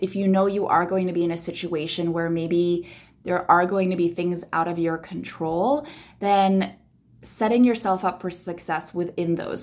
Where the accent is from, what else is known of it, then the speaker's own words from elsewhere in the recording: Philippines; I am born and raised in the Philippines, very family-centric, uh, culture